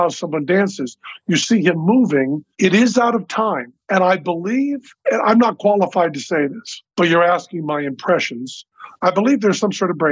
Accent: Massachusetts, United States; I'm from Massachusetts

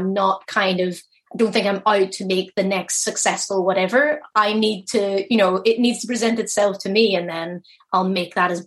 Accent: Belfast, Northern Ireland, United Kingdom; that's my hometown.

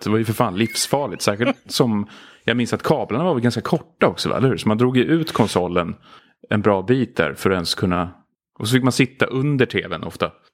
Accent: Stockholm, Stockholm County, Sweden; Gröndal eh, i, i synnerhet faktiskt. Jag tror det är väl där jag har spenderat de flesta av mina uppväxtår egentligen

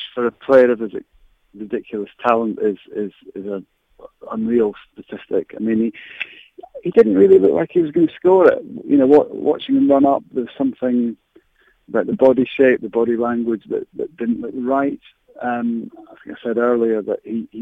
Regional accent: Scotland, United Kingdom; as a Scot

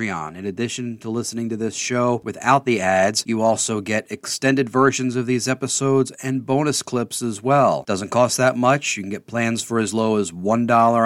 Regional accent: Maryland, United States; my home state of Maryland

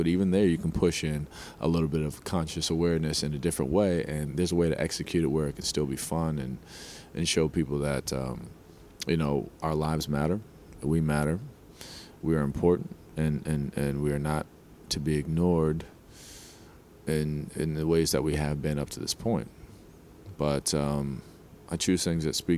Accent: New Jersey, United States; I grew up in Jersey, New York, not such the greatest part of Jersey

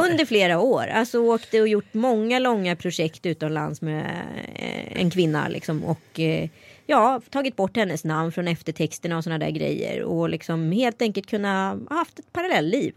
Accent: Strömstad, Västra Götaland, Sweden; born or raised there

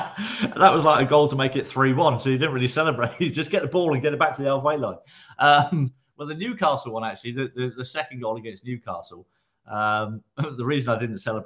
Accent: Guernsey; moved away; I grew up in Guernsey, on the beaches of Guernsey

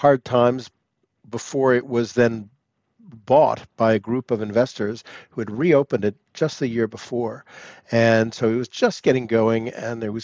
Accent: United States; moved away as an adult; also born or lived in Paris; 10 years of being an American in Paris

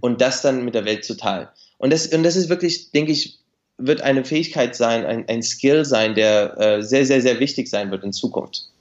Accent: Nuremberg suburb, Bavaria, Germany; moved away as an adult; also born or lived in Beijing, China; now in Shanghai, China; ich bin in Deutschland geboren und aufgewachsen

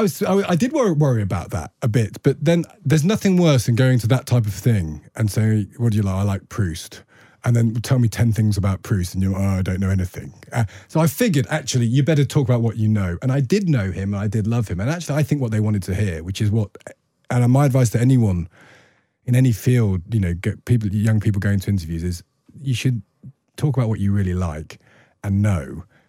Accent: Loughborough, East Midlands, United Kingdom; I came from Loughborough

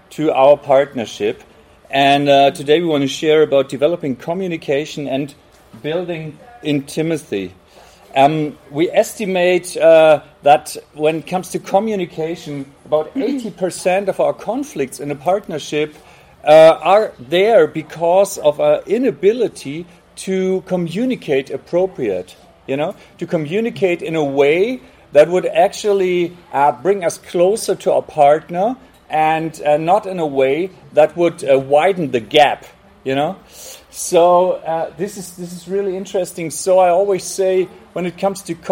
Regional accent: Hamburg, Germany; we're from Hamburg

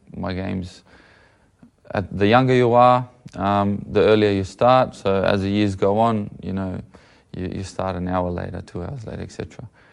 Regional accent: Sydney, New South Wales, Australia; we're living probably out west from Sydney. A good maybe half an hour to an hour away, um, from the centre of the city

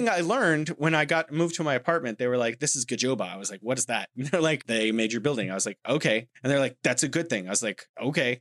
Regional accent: United States; moved away; I'm an American.

